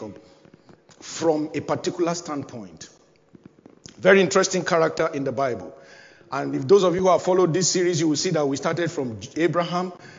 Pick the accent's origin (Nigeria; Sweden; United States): Nigeria; moved away as an adult; now in United Kingdom; which is one of the languages you speak in my home country, Nigeria